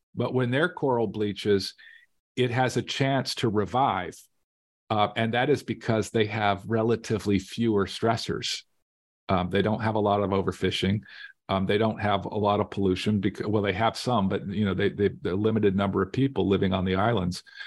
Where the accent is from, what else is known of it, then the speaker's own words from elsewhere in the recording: Las Vegas, Nevada, United States; I grew up in Las Vegas